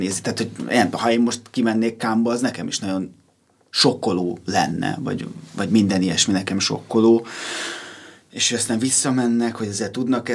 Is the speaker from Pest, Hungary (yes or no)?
yes; Pilisborosjenő, Pest, Hungary; Pilisborosan nőttem fel